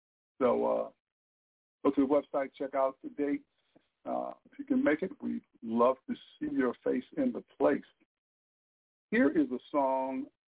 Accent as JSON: {"language": "English", "town": "Lansing", "region": "Michigan", "country": "United States", "tie": "born or raised there", "moved": "yes", "lives_now": "St. Louis, United States", "said": "my hometown in Lansing, Michigan."}